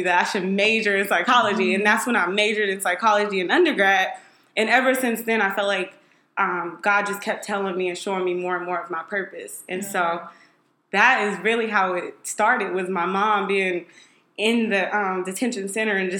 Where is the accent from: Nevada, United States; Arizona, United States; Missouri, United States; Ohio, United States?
Arizona, United States; Phoenix; also born or lived in Washington, D.C.; I am originally from Phoenix, Arizona.